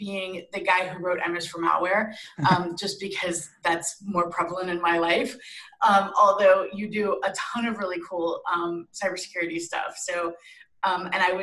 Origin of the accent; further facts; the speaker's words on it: Florida, United States; moved away; I'm from Florida